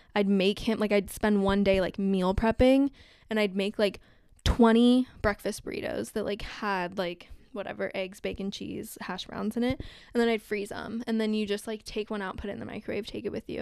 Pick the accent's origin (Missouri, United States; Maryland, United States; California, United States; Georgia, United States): California, United States; Southern; growing up in Southern California